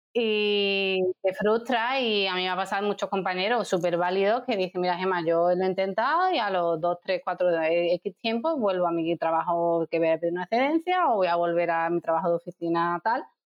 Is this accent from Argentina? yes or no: no; Seville, Andalusia, Spain; moved away as an adult; also born or lived in Dublin, Ireland / Jerez, Spain / Madrid, Spain / Santiago, Chile; yo eh, soy de Sevilla, pero viví en Dublín, luego en Jerez, luego me fui a Madrid, luego a Santiago de Chile, volví a Sevilla